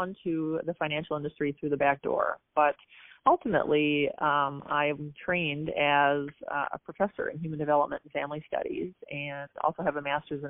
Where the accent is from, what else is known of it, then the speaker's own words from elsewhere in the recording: Apple Valley / Burnsville, Minnesota, United States; I grew up just south of Minneapolis in Minnesota, in the suburbs, Apple Valley, Burnsville, that area.